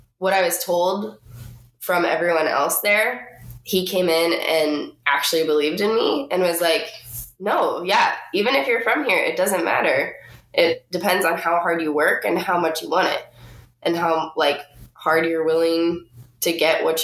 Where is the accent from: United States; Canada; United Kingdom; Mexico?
United States; Pueblo, Colorado; also born or lived in Florida; now in Pasadena, United States; I grew up in a small town in Colorado